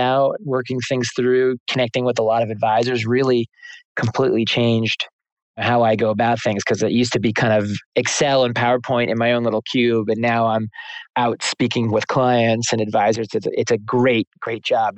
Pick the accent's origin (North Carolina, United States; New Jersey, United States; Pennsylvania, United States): New Jersey, United States; moved away as an adult; now in New York City, United States; I'm from New Jersey. I live in New York City, though. I've lived in New York City for, it would be 20 years in September. So I've actually lived there longer than where I grew up